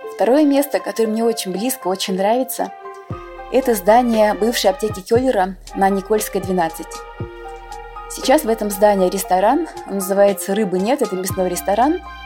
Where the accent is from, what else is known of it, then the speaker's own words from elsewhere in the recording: Moscow, Russia; Я родилась в Москве, это мой родной любимый город.